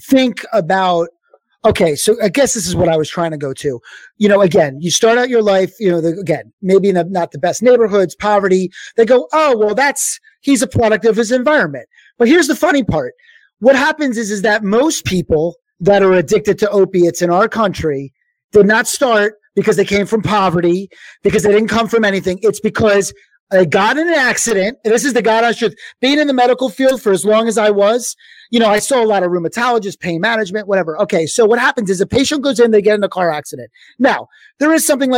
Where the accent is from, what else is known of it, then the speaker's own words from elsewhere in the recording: Philadelphia, Pennsylvania, United States; I'm from Philadelphia